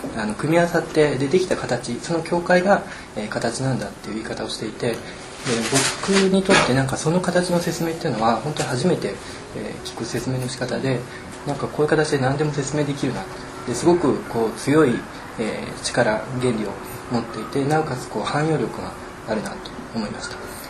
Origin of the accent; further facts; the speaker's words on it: Kanazawa, Ishikawa, Japan; moved away; also born or lived in Tokyo; 僕自身はえーと、と地元の金沢ですので、